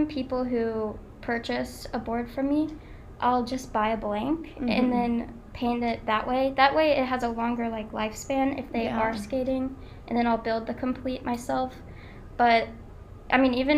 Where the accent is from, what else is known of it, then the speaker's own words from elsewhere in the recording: Wilmington, United States; I'm from Wilmington